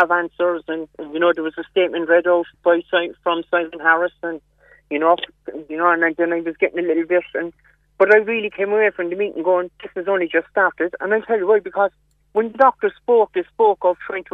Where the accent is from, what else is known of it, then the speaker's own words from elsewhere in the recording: Cork, Munster, Ireland; I'm from Cork City.